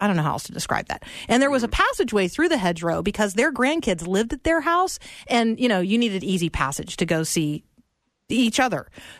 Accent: Tampa, Florida, United States; We're in Florida. I grew up in Tampa.

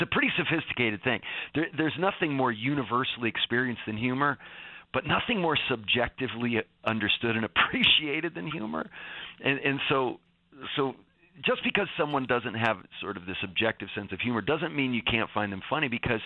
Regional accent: Northeast, United States; I'm from the Northeast, which is known for its sarcastic humor

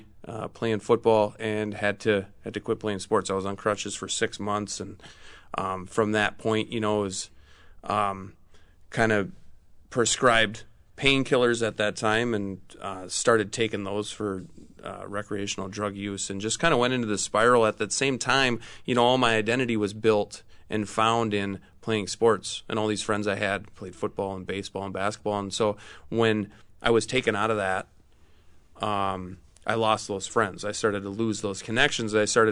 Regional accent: Minnesota, United States; So I'm from Minnesota, born and raised, grew up in central Minnesota.

